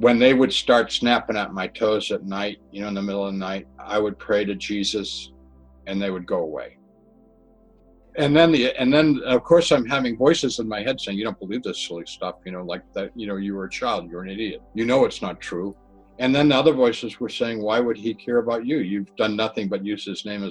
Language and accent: English; Massachusetts, United States; Where I grew up in Massachusetts, we had septic systems and cesspools.